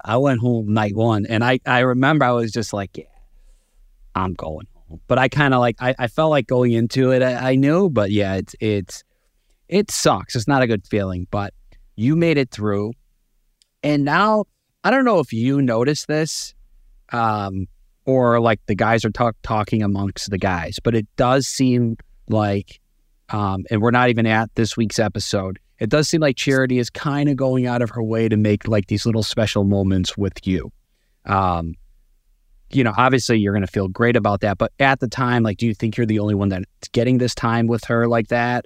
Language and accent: English; Chicago, Illinois, United States; moved away as an adult; now in New York, United States; I'm actually born and raised in Chicago